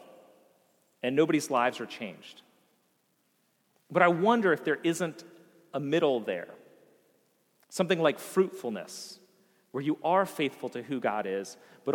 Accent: Vienna, United States; moved away as an adult; the town of Vienna that I had grown up

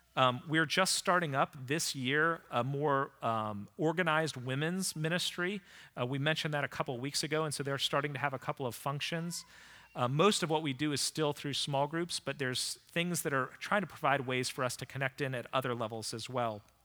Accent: Vienna, Virginia, United States; I was committed to starting a church here in Vienna, Virginia. It was my hometown

